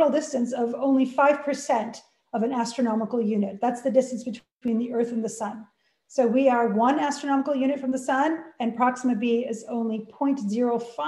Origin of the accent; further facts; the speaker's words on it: Canada; moved away; I'm Canadian